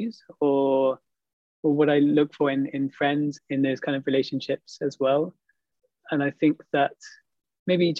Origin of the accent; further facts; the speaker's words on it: United Kingdom; moved away as an adult; now in Montreal, Canada; In the UK, I grew up in a place which was, there weren't so many people that looked like me, basically. It was an environment which was fairly rural, I would say, in my hometown.